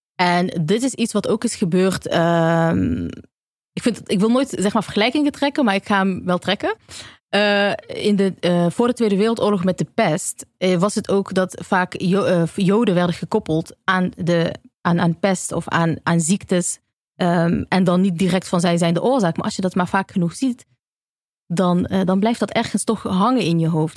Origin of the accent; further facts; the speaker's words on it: Eindhoven, North Brabant, Netherlands; now in Amsterdam, Netherlands; in Eindhoven, waar ik vandaan kom